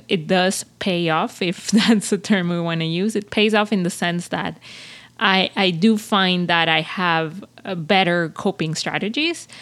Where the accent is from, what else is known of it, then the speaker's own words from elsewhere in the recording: Venezuela; moved away as an adult; now in Montreal, Canada; I came from Venezuela and, like, you know, it, uh, I, I, I, I live half of my life in a, in a society that's very, um, dangerous, that's very, you grow up with a lot of fears